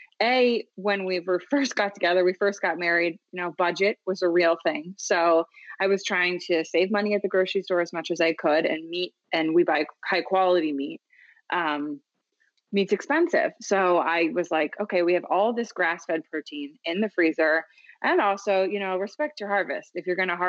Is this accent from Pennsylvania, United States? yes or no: yes; Philadelphia, Pennsylvania, United States; moved away as an adult; also born or lived in the South (US); I am from the Philadelphia area. I lived in the South for a very long time.